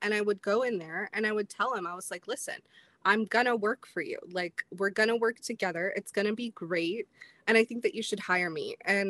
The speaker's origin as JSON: {"language": "English", "town": "Indianapolis", "region": "Indiana", "country": "United States", "tie": "born there", "also_born_or_lived": "Clearwater / Chicago", "said": "So I was born in Indianapolis and I moved here. I've lived in like Clearwater area. This is my third time living in the Sunshine State. I spent some time in Chicago. I have lived in Indiana again."}